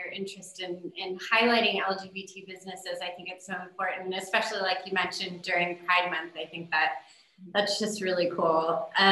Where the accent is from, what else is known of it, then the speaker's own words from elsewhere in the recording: California, United States; moved away; I'm from California